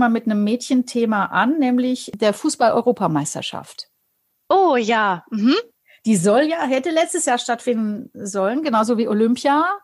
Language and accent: German; Bavaria, Germany